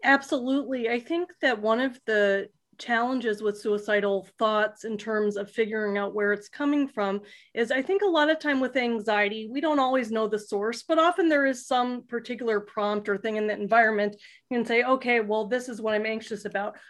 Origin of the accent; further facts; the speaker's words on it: South Florida, United States; I grew up in South Florida